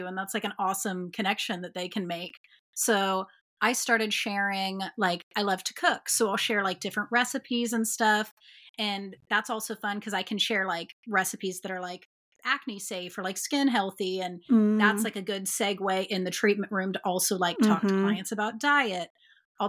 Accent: Dayton, Ohio, United States; So Dayton is my hometown. This is where I'm from

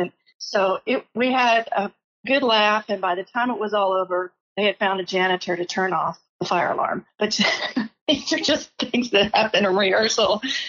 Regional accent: Austin, Texas, United States; I'm originally from Austin, Texas, and I went to the University of North Texas when I was 18

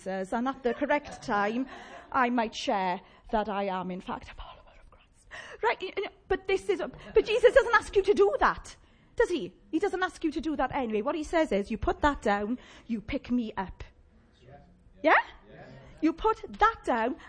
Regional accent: Llanelli, Wales, United Kingdom; accent: Llanelli; my Llanelli accent

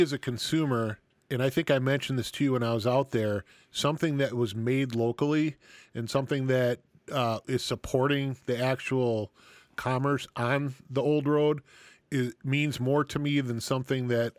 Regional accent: Milwaukee, Wisconsin, United States; we are from the Milwaukee area. In fact, Harley has one of its bigger plants here in Menominee Falls

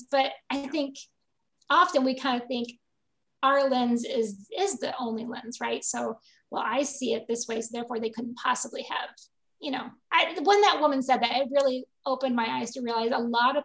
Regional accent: Michigan, United States; I grew up in Michigan

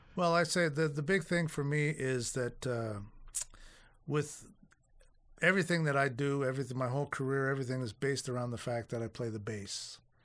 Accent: Toronto, Ontario, Canada; also born or lived in Winnipeg; the only time I've ever been out of Toronto

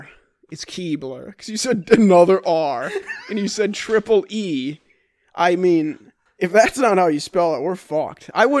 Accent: India; Correct. As Indian people.

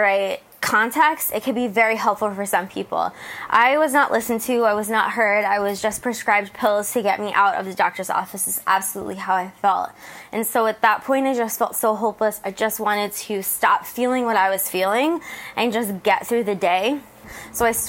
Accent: New Jersey, United States; moved away as an adult; now in San Diego, United States; I left where I grew up in New Jersey

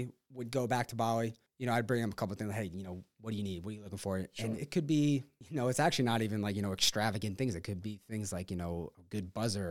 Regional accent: Rockaway, New York, United States; I remember thinking about growing up in Rockaway. I mean, we had scoreboards, we had jerseys, picture day, and we never had to worry about umpiring or equipment.

